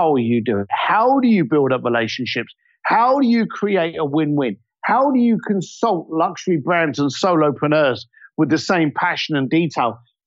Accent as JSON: {"language": "English", "region": "London", "country": "United Kingdom", "said": "I'm a bricklayer from East London"}